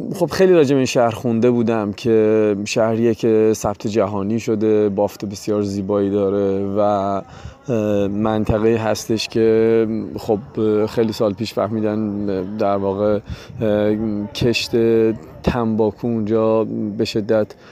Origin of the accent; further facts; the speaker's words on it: Iran; ما ایرانی هستیم